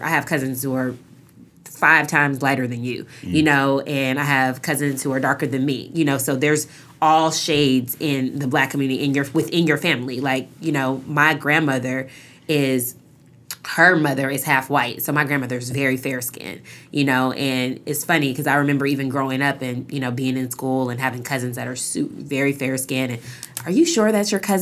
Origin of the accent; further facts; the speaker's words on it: Seattle, Washington, United States; moved away as an adult; I grew up in Seattle